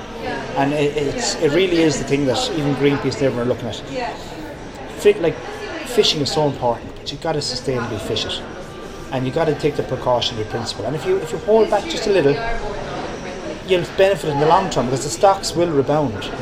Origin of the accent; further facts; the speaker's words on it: Tipperary, Munster, Ireland; also born or lived in Mayo; I'm from Tipperary